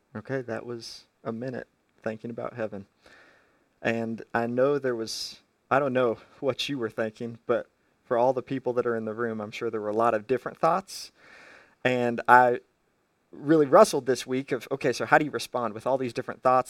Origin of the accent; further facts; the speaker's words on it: United States; as an American